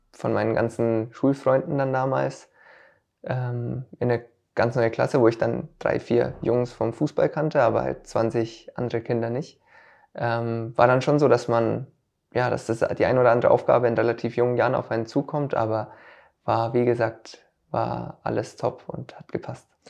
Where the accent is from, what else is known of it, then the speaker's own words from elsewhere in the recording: Stammbach, Bavaria, Germany; also born or lived in Münchberg; Ich wurde in Münchberg geboren und Stambach, Stambach, wo ist dann auch mein Familienhaus